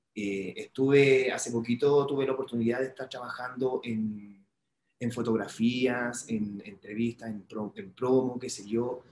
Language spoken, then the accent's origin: Spanish; Chile; now in Mexico; todo mi pueblo chileno